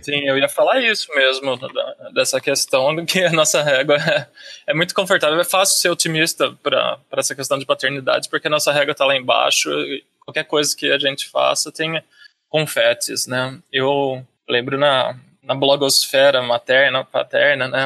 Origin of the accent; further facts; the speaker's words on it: Campinas, São Paulo, Brazil; also born or lived in Pedreira; Eu sou de Campinas, interior, É tudo interior de São Paulo